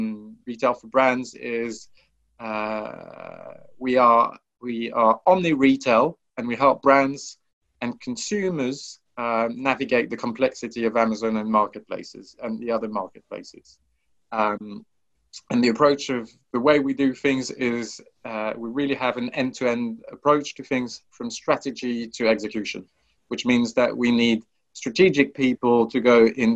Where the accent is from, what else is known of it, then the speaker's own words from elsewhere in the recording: France; I thought, okay, how can I present how French I am